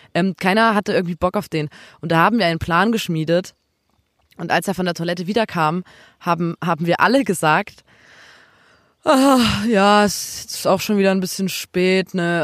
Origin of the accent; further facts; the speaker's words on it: Chemnitz, Saxony, Germany; bei uns in Chemnitz